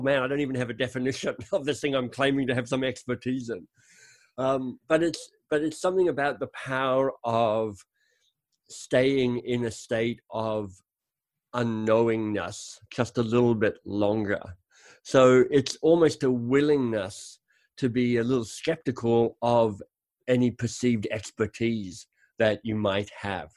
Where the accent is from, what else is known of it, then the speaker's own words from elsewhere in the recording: Canberra, Australian Capital Territory, Australia; moved away; I grew up in Canberra, the much mocked Canberra, but honestly, I loved growing up in Canberra.